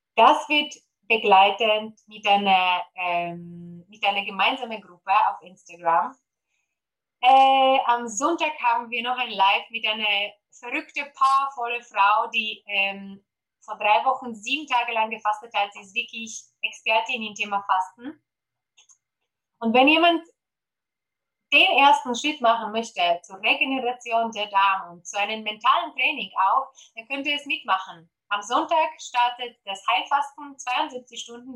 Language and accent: German; Poland; German is a second language; moved away; Deutsch ist nicht meine Muttersprache. Ich komme ursprünglich aus Polen.